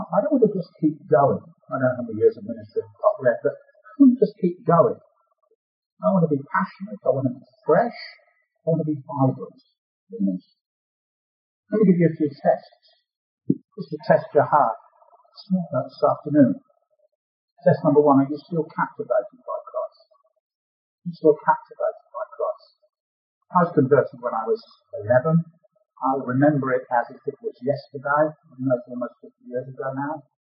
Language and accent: English; Birmingham, West Midlands, United Kingdom; accent: Brummie; You've already picked up my accent with Brummy.